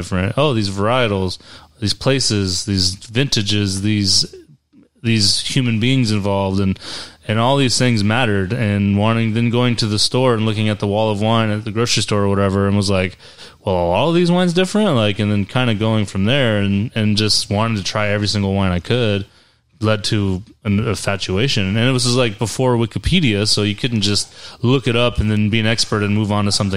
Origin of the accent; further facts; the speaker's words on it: Central Valley, California, United States; moved away; also born or lived in upstate New York; I'm originally from California. And so I moved there about the time I got into wine. I'm from the Central Valley